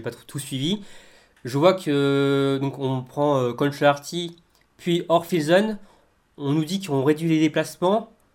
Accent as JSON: {"language": "French", "country": "France", "said": "nous sommes français"}